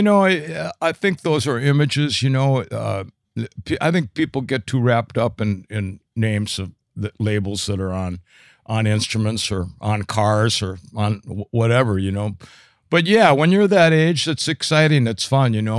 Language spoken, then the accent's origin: English; St. Cloud, Minnesota, United States; I was born and raised in Saint Cloud